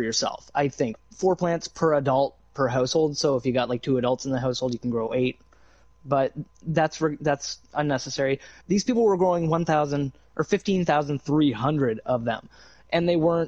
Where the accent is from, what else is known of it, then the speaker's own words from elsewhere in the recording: Canada; I'm Canadian